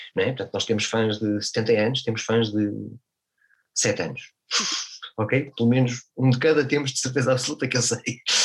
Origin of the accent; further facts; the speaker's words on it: Portugal; na minha terra